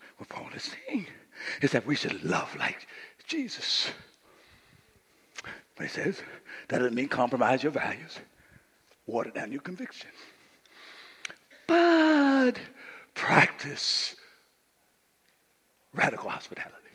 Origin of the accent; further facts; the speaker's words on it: Coushatta, Louisiana, United States; moved away; When I grew up in Coushatta, Louisiana